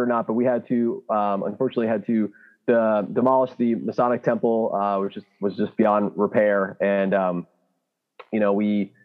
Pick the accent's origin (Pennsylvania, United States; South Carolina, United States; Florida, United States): Pennsylvania, United States; Hellertown; also born or lived in Bethlehem, Pennsylvania, United States; now in Allentown, United States; I grew up in Hellertown